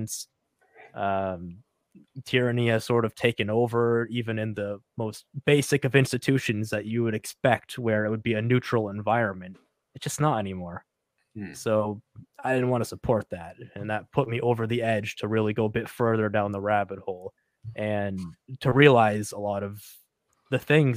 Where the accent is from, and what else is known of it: New Hampshire, United States; born or raised there